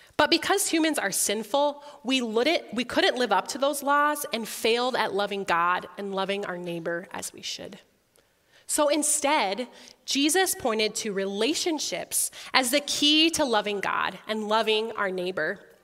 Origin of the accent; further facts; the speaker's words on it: Sioux Falls, South Dakota, United States; also born or lived in Orange City, Iowa / Holland, Michigan; I was also born and raised in Sioux Falls, just right across the street from here